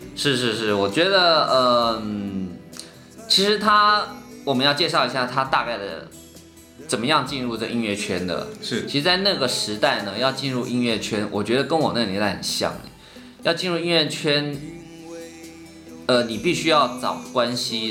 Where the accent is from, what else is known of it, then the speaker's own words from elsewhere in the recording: Taiwan; 我们台湾人都会看这个龙舟比赛嘛，每次端午节必须看